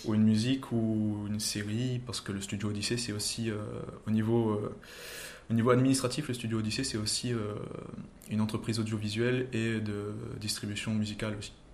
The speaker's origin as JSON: {"language": "French", "town": "Saint-Pierre", "country": "Réunion", "said": "je suis un réunionnais de Saint-Pierre qui a monté son entreprise à Saint-Pierre"}